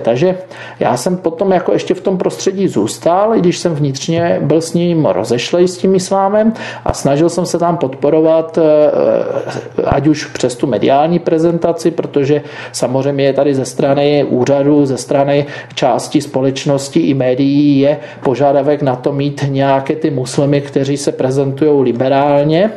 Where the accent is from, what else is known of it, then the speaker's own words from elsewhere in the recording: Beskid Mountains, Moravian-Silesian Region, Czechia; já pocházím z Beskidských hor